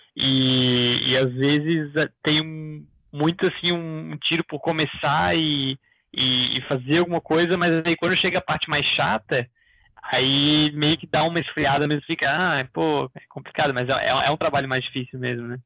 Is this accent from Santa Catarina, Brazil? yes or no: yes; Florianópolis, Santa Catarina, Brazil; eu sou aqui do sul do Brasil, de Floripa